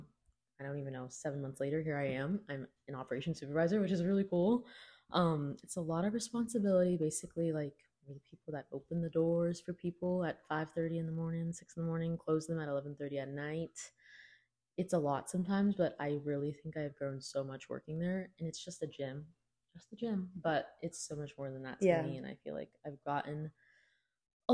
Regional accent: Virginia, United States; I was born here in Virginia

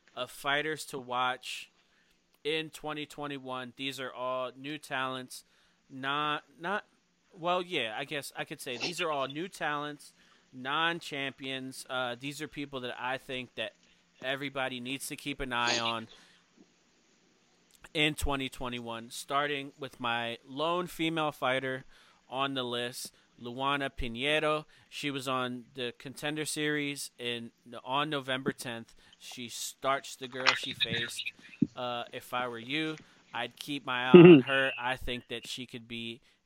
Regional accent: Philadelphia, Pennsylvania, United States; I'm from Philly

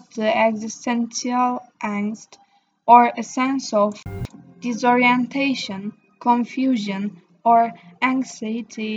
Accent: Turkey; I am from Turkey.

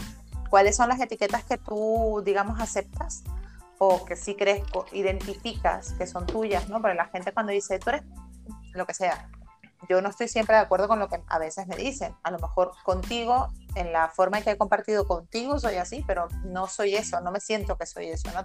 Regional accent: La Guaira, Venezuela; now in Spain; soy venezolana, yo nací allí

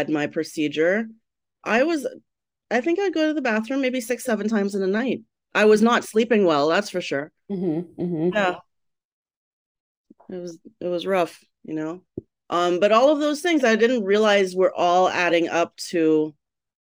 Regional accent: Trinidad & Tobago; moved away as an adult; also born or lived in Miami, United States; now in Chicago, United States; I was born in Trinidad. Trinidad and Tobago is the country, but I was specifically born in Trinidad. I grew up there until about 1998. Then I migrated to America.

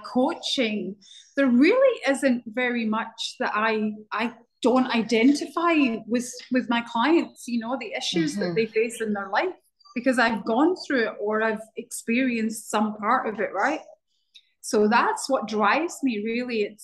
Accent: Glasgow, Scotland, United Kingdom; now in Barbados; So I grew up in Scotland in a town called Glasgow

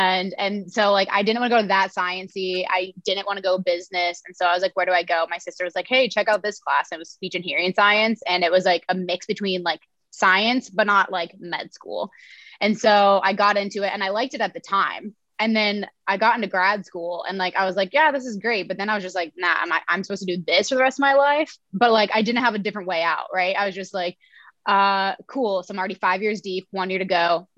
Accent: Logan, Iowa, United States; I'm from Logan, Iowa. It's a small town, 1500 people. And I grew up pretty averagely.

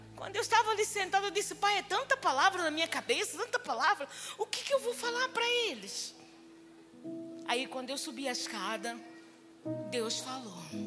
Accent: Angola; moved away; also born or lived in Europe; eu nasci em Angola, 55 anos

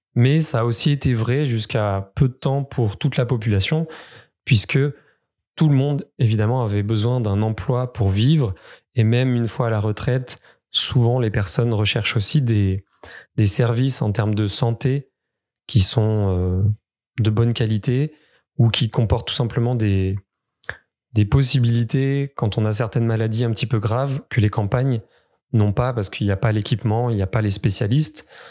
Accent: Creuse, Nouvelle-Aquitaine, France; je suis originaire du département de la Creuse

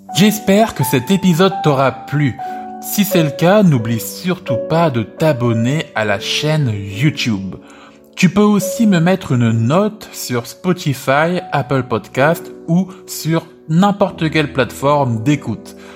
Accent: France; ma vie en France en tant que français

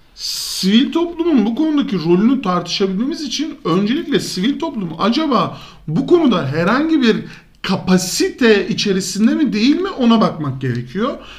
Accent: İzmir, Turkey; Biz İzmirli olarak, İzmir kentinde yaşayan bireyler olarak

